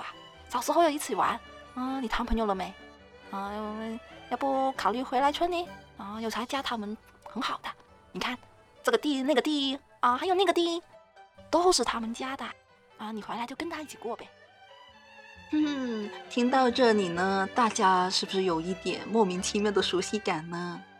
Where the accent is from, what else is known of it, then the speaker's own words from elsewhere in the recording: Hong Kong; also born or lived in Shenzhen, China; 我从小在香港、深圳这些城市里生活，可以说只有很少的农村生活体验